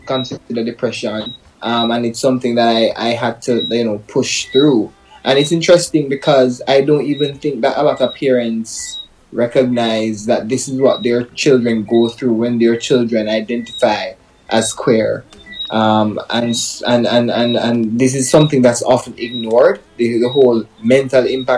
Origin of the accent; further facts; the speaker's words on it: Manchester Parish, Jamaica; I grew up like any other Jamaican child. My parents were abroad, grew up with my grandmother. Pretty simple life growing up in Manchester.